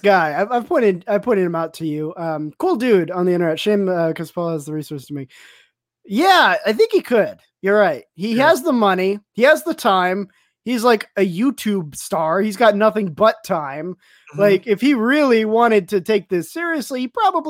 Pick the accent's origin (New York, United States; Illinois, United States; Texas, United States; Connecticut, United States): Texas, United States; El Paso; I'm from El Paso, too